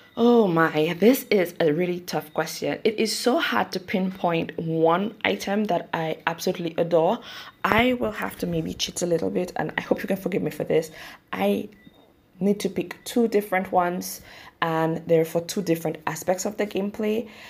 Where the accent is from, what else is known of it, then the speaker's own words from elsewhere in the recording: St. Lucia; I am from the Caribbean, St. Lucia specifically.